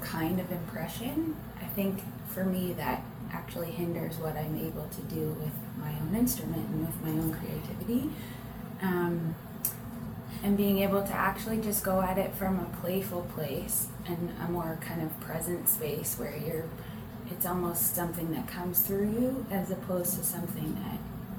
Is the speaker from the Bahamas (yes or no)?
no; London, Ontario, Canada; Yeah, yeah, we're the …. We hail from London, Ontario.